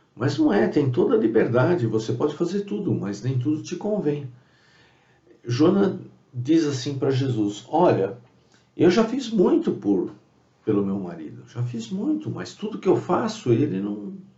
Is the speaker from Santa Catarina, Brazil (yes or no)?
no; São Paulo, Brazil; eu sou da cidade de São Paulo